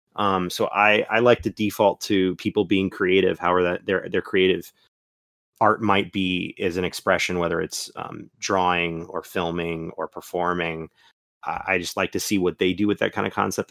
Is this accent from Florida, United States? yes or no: yes; Florida, United States; accent: Florida; my Florida accent